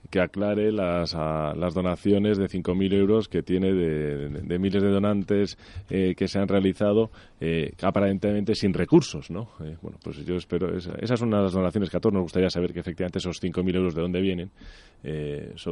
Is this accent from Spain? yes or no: yes; Galicia, Spain; Yo creo que de una manera muy acertada, como español y como gallego, eh, pues ha donado los equipos